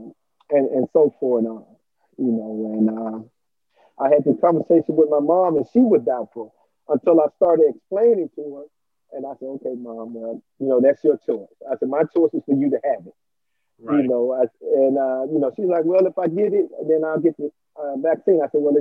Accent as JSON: {"language": "English", "town": "Aurora", "region": "Illinois", "country": "United States", "tie": "born or raised there", "said": "here in Aurora, my hometown"}